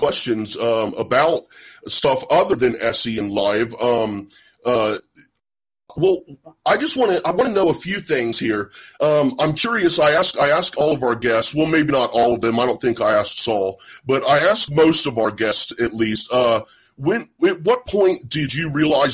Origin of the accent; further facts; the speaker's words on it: Houston, Texas, United States; moved away; I grew up in Houston, Texas for the first part of my life